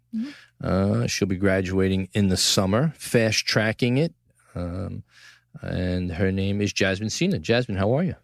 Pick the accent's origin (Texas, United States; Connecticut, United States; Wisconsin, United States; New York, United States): New York, United States; New York City; From the Gotham Podcast studio in the heart of downtown New York City, my hometown, Tribeca, the greatest city